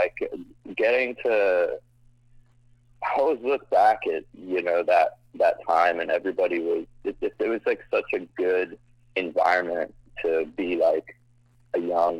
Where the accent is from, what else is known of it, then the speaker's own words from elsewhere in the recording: Scotland, United Kingdom; also born or lived in United States / Middle East; I'm actually not from the tri-state area. I'm from Scotland originally, and I moved around the United States and the Middle East.